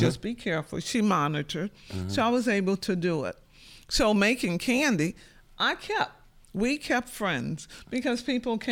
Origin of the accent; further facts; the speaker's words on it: St. Bernard Parish, Louisiana, United States; We grew up in St. Bernard Parish, on the outskirts of the city